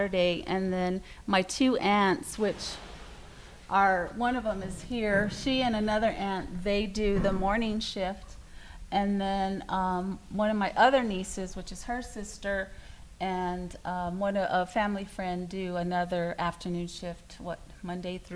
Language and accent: English; Laguna, New Mexico, United States; born or raised there; also born or lived in Winslow, Arizona